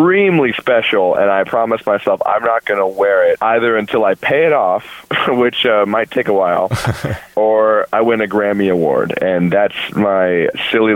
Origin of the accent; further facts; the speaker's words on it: Monterey, California, United States; now in Tustin, United States; I live in Tustin, but I'm from Monterey